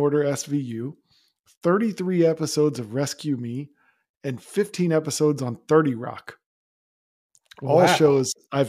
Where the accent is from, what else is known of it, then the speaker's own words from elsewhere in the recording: Florida, United States; also born or lived in Georgia; That background here, I grew up in Florida. I went to school in the University of Florida. I lived in Georgia for 4 years.